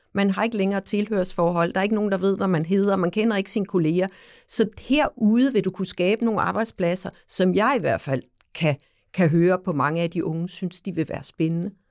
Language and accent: Danish; Samsø, Central Denmark Region, Denmark; nu er jeg jo fra Samsø